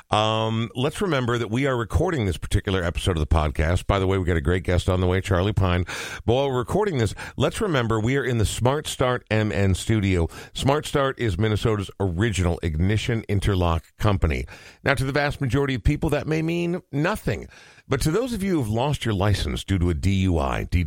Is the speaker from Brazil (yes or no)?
no; Ireland; Uh, also, as an Irishman, yes, very relatable.